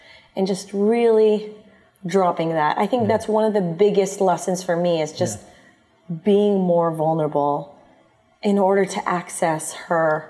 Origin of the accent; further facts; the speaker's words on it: United States; now in Philippines; my background is both Filipino and American, because I grew up in the States